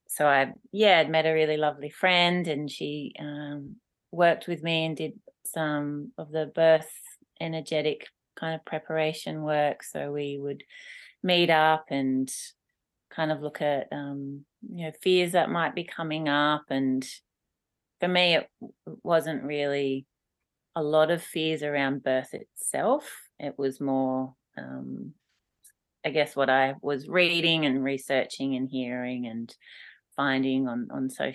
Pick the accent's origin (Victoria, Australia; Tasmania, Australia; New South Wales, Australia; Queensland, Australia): New South Wales, Australia; Mudgee; moved away as an adult; also born or lived in Melbourne / England; the beautiful place where I grew up along the Maru River